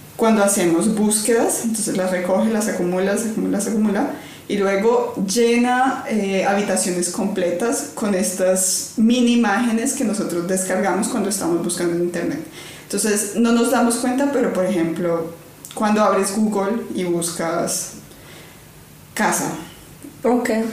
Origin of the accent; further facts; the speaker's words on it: Cali, Valle del Cauca, Colombia; moved away; yo vengo de Cali, la capital de la salsa, en Colombia